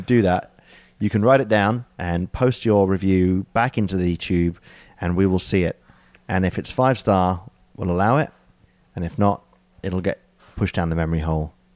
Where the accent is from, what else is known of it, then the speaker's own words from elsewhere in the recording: United Kingdom; as the British person